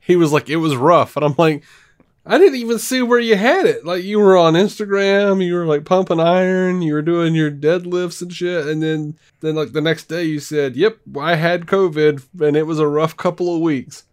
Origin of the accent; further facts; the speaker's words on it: Montgomery, Alabama, United States; moved away as an adult; now in Birmingham, United States; I grew up in Montgomery.